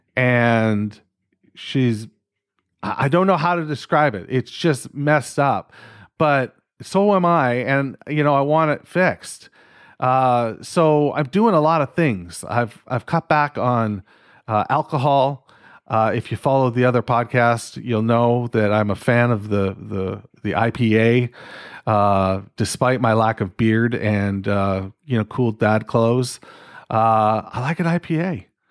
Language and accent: English; Canada; I'm fucking Canadian